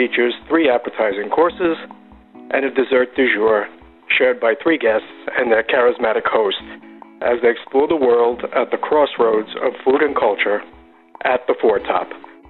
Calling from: Madison, New Jersey, United States; I am calling from Madison, New Jersey.

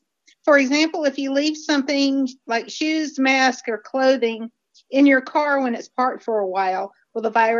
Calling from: North Carolina, United States; I'm calling from North Carolina.

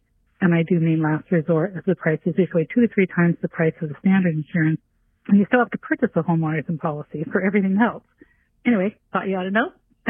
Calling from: Santa Cruz, California, United States; I'm calling from Santa Cruz. Those of us in California who live in the WUI

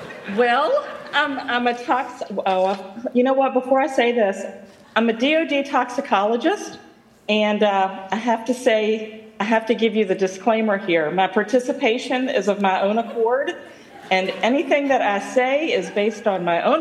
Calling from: Havre de Grace, Maryland, United States; I'm calling from Haverty Grace, Maryland.

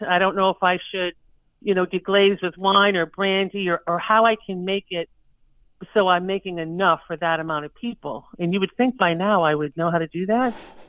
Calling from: Hollis, New Hampshire, United States; I am calling from Hollis, New Hampshire, which is right on the Massachusetts border.

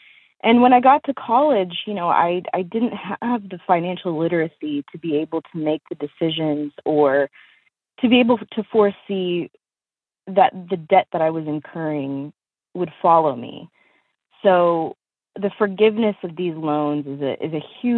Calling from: Charlotte, North Carolina, United States; I'm calling in from Charlotte, North Carolina.

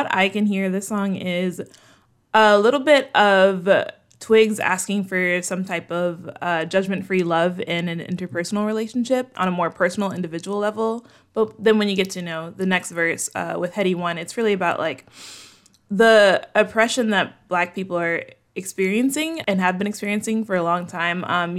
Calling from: Chicago, Illinois, United States; I'm calling in from Chicago.

